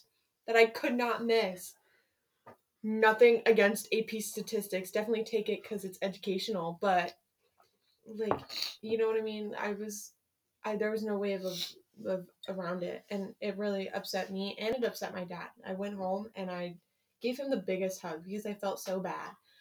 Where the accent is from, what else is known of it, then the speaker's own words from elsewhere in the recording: Ledyard, Connecticut, United States; also born or lived in Groton, Connecticut; I have lived in Connecticut my entire, like, 16, almost 17 years, and I have never had to move